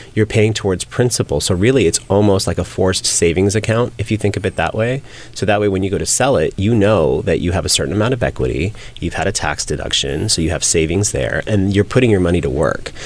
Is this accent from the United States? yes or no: yes; San Francisco, California, United States; I grew up in San Francisco in a very conservative Muslim family